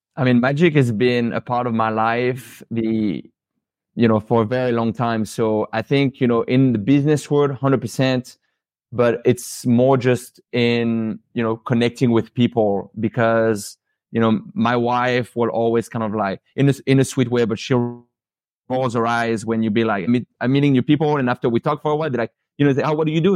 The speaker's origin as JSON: {"language": "English", "town": "Paris", "region": "Île-de-France", "country": "France", "tie": "born or raised there", "moved": "as an adult", "lives_now": "Pensacola, United States", "said": "born and raised in Paris, lived, you know, in France until I was about twenty"}